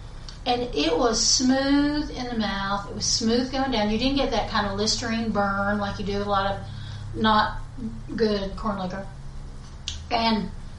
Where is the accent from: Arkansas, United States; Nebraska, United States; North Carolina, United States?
North Carolina, United States; West Buncombe County; when I was growing up, and I grew up in West, by God, Buncombe County